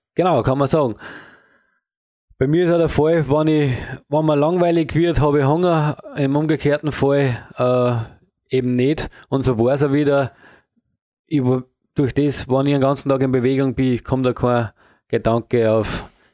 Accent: Upper Austria, Austria; in Oberösterreich, mhm. da wo ich herkomme

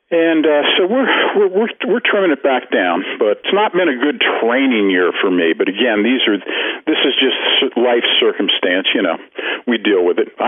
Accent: Ireland; Well, I am Irish, so I mean, you know, I've got to, I've got to have a drink every once in a while.

